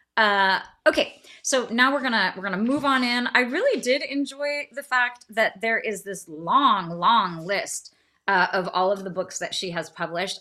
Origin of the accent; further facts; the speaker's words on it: California, United States; I am from California